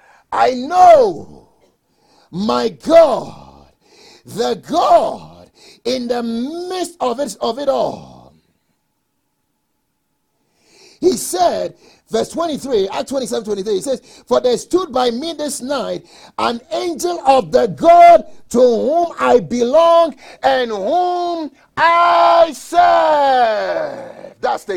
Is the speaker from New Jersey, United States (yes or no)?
no; Colorado, United States; I'm from Colorado. I know how to drive a little bit in snow.